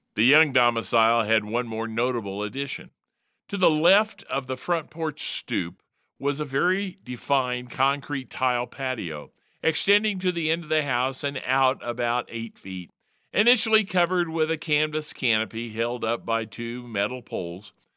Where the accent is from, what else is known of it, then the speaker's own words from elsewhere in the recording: Indianapolis, Indiana, United States; moved away as an adult; also born or lived in California; now in Utah, United States; living in Utah but from the Hoosier State. Growing up in Indianapolis, the crossroads of America during the 1950s and 1960s